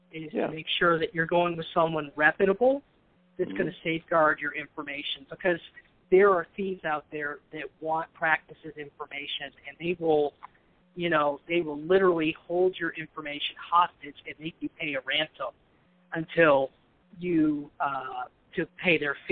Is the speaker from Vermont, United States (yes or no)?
yes; Vermont, United States; And then I go back to Vermont, where I'm from, and people say, boy, you don't sound like you're from up here.